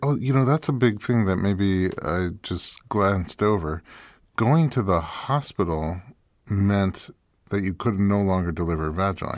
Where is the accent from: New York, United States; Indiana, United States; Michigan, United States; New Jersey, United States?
New York, United States; now in Los Angeles, United States; I'm from New York, and when I moved to LA, I became vegan